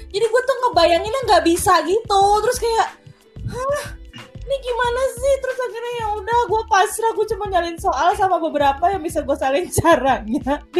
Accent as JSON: {"language": "Indonesian", "town": "Bogor", "region": "West Java", "country": "Indonesia", "tie": "born or raised there", "said": "jadi sekolah gue dari SD sampai SMA tuh lancar banget kayak gue masuk sekolah gampang gitu loh kayak misalnya gue SD di yang yang yang quiet populer di Bogor SMP SMA juga yang terbaik alhamdulillah katanya sih terbaik di Bogor gitu"}